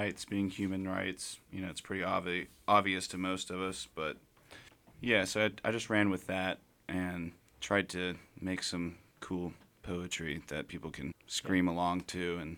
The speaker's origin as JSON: {"language": "English", "town": "Panama City", "region": "Florida", "country": "United States", "moved": "as an adult", "lives_now": "Birmingham, United States", "said": "I'm from Panama City"}